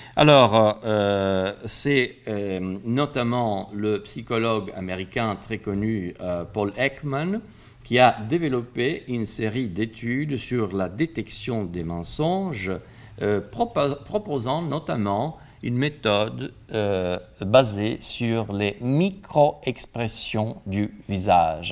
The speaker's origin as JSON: {"language": "French", "country": "Italy", "moved": "yes", "lives_now": "France", "said": "je suis italien"}